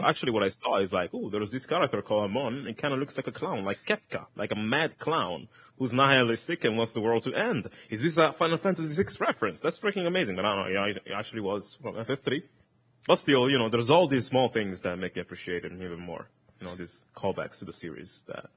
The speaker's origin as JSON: {"language": "English", "country": "Italy", "first_language": "Italian", "second_language": "English", "said": "in Italian, which is my, my mother tongue"}